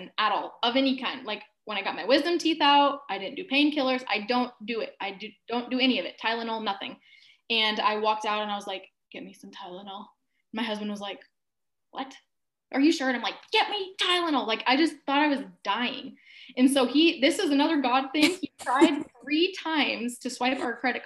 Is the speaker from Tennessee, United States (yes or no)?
no; Alaska, United States; moved away as an adult; also born or lived in Kauai; when I was 18, I moved to Kauai from Alaska